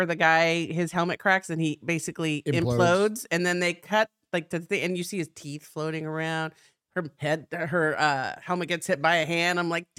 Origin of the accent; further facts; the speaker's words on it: Texas, United States; I like how when I get all trashy, I'm like from South Texas.